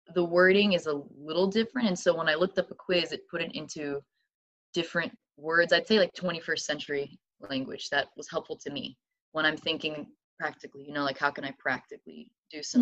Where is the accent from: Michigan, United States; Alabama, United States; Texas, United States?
Alabama, United States; Madison; moved away as an adult; now in Loma Linda, United States; I'm originally from Huntsville, Alabama, technically Madison. It's a little uh, suburb, but yeah, Huntsville, Alabama